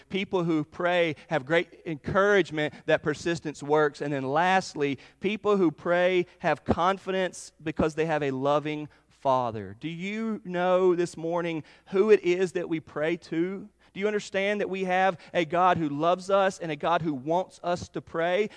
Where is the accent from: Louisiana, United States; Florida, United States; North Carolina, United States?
North Carolina, United States; Charlotte; I grew up in Charlotte, North Carolina.